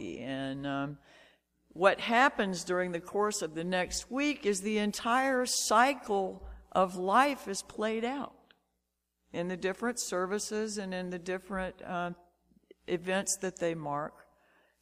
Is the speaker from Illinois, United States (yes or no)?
no; Shreveport, Louisiana, United States; as a kid growing up in Shreveport